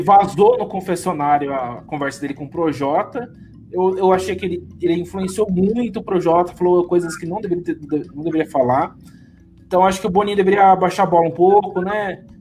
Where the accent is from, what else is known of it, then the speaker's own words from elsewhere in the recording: São Paulo, Brazil; accent: no accent; eu sou paulista, não tenho nem sotaque